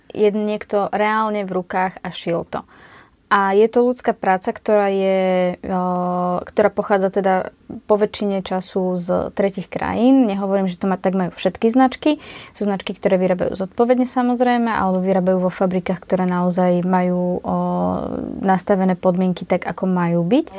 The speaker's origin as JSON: {"language": "Slovak", "area": "Kysuce", "region": "Žilina Region", "country": "Slovakia", "said": "u nás na Kisúciach"}